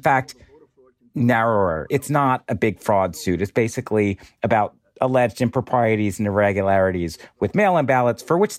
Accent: Pennsylvania, United States; Pennsylvania, sure. Good state. My home state, I will have you know.

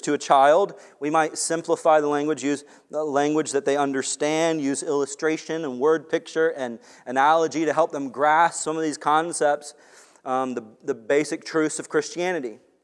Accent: Long Beach, United States; moved away; I grew up in Long Beach also

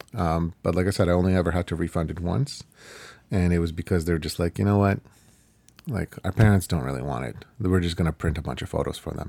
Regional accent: Ukraine; first language Ukrainian; English is a second language; moved away; I'm Ukrainian, I'm from Ukraine

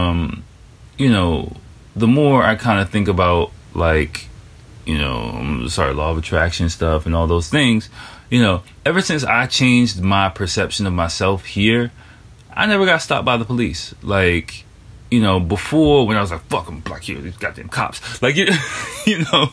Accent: Washington, District of Columbia, United States; moved away as an adult; now in Japan; I grew up in Washington, D.C., which is Chocolate City

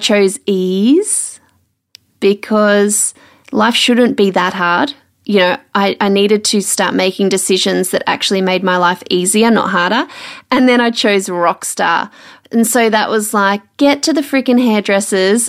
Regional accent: Melbourne, Victoria, Australia; moved away as an adult; also born or lived in Sydney; now in Brisbane, Australia; So I grew up in Melbourne, spent 5 years in Sydney, and now it's almost 3.5 years in Brisbane

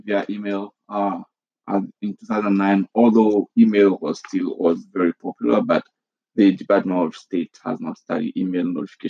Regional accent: Côte d’Ivoire; moved away as an adult; now in United States; I'm originally from Ivory Coast in West Africa. It's a French-speaking country, also known as Côte d'Ivoire, and I immigrated here in 2009

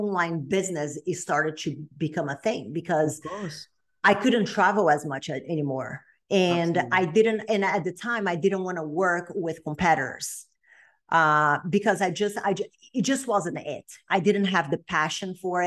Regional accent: Brazil; accent: Brazilian; English is a second language; moved away as an adult; also born or lived in Texas; now in United States; I'm originally from Brazil, which people are probably going to be able to tell by the accent.

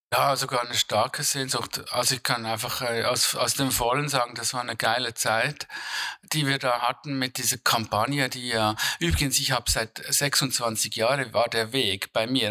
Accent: Switzerland; ich würde als Schweizer

